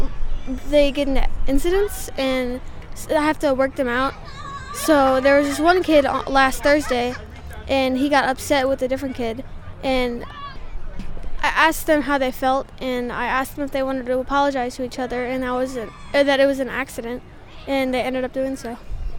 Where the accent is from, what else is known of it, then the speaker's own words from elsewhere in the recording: St. Louis, Missouri, United States; I'm from St. Louis.